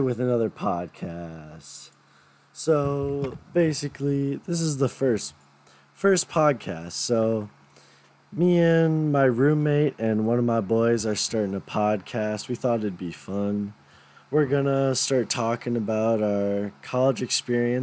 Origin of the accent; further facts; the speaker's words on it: St. Paul, Minnesota, United States; moved away as an adult; now in Decorah, United States; I'm from St. Paul, Minnesota. I am from St. Paul Academy